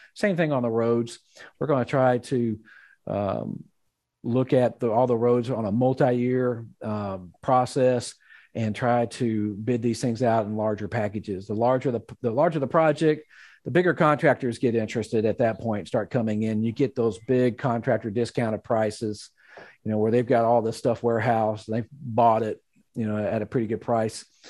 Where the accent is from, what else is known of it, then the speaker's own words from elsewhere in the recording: Magnolia, Arkansas, United States; my hometown, Magnolia, Arkansas